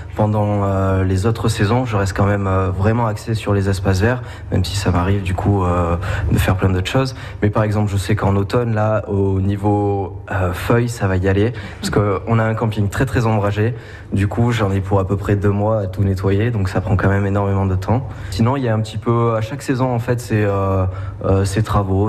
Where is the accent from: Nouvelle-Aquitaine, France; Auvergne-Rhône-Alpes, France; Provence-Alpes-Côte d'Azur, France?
Nouvelle-Aquitaine, France; Oloron-Sainte-Marie; je viens d'Oloron Sainte-Marie